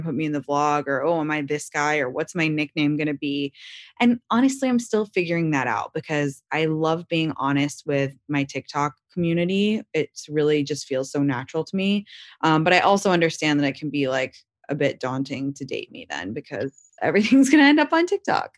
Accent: London, United Kingdom; also born or lived in Washington, D.C.; now in Los Angeles, United States; I consider myself from London, that's m, my whole childhood where I grew up

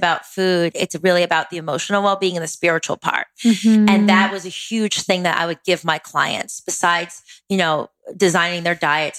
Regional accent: East Coast, United States; I'm from the East Coast originally

